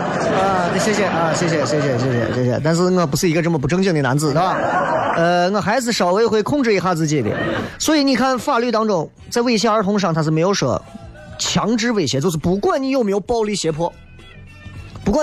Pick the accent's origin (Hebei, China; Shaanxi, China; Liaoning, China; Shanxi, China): Shaanxi, China; Xi'an; 咦，我们西安人不行了，西安人就是就是生冷蹭倔嘛。西安人啊，俺西安人就是，哎，说话嗓门大就是爱叠肥啊，就是我。